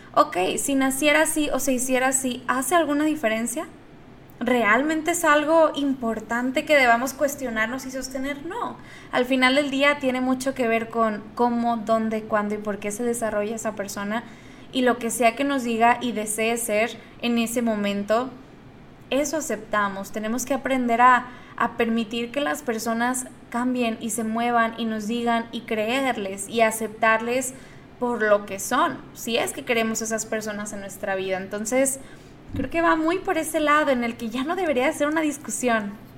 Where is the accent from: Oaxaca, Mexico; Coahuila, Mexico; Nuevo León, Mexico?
Nuevo León, Mexico; Monterrey; Yo soy de Monterrey